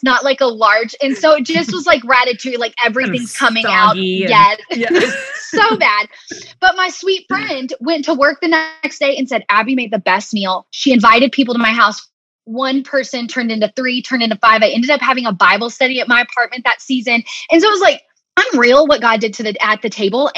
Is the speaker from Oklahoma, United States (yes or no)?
no; Arkansas, United States; moved away as an adult; also born or lived in Birmingham; growing up in Arkansas, we're kind of in, you know, really in the South